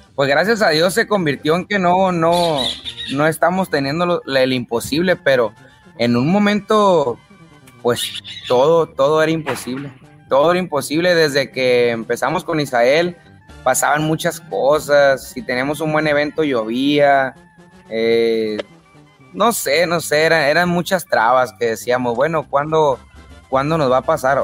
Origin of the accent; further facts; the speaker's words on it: Tijuana, Baja California, Mexico; also born or lived in Culiacán, Sinaloa; Yo nací en Culiacán, Sinaloa, pero me crié allá en Tijuana. A los ocho años yo ya estaba en Tijuana.